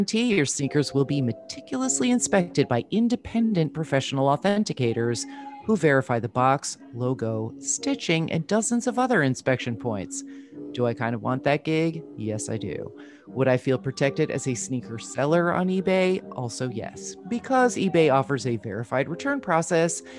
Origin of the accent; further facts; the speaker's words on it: New Jersey, United States; I'm from New Jersey